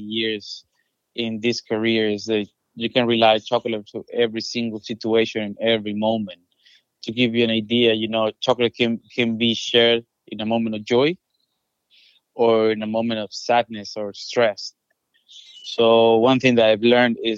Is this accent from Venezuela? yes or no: yes; Venezuela; moved away as an adult; now in United States; Originally, I'm from Venezuela.